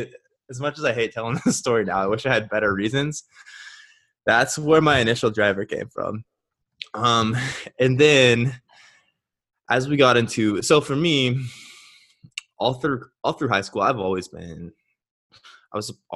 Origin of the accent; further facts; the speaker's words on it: Nebraska, United States; now in Scottsdale, United States; I currently live in Scottsdale, Arizona. I'm originally from Nebraska.